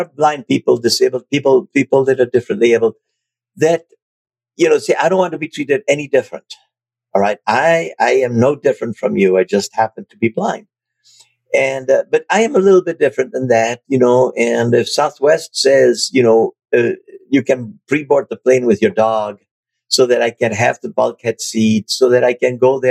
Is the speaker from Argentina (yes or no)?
yes; Buenos Aires, Argentina; moved away as an adult; also born or lived in Germany / France; now in United States; I was raised in Argentina, and I went to a British all-boy boarding school